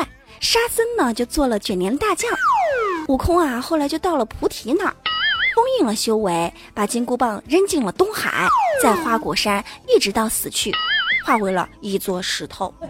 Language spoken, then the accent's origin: Chinese; Wenzhou, Zhejiang, China; accent: Wenzhou dialect; 其实除了会说恩施话以外，我还会说温州话。据说啊，我们温州话是在以前打仗的时候啊，通讯兵都用温州话来交流。